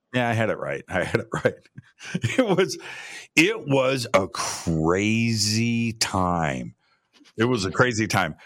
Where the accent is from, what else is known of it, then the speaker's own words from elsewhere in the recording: United States; I'm an American